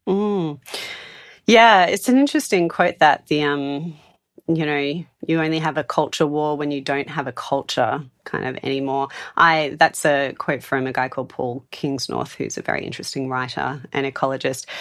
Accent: Sydney, New South Wales, Australia; moved away as an adult; now in Adelaide, Australia; Sydney, where I moved from, which I also love and is my hometown

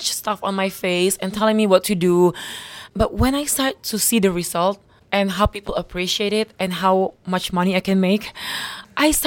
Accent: Bali, Indonesia; I grew up in Bali. It's beautiful

